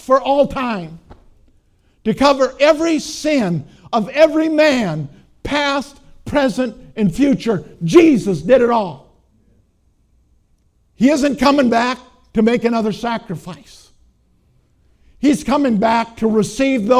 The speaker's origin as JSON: {"language": "English", "region": "Minnesota", "country": "United States", "said": "I'm from Minnesota."}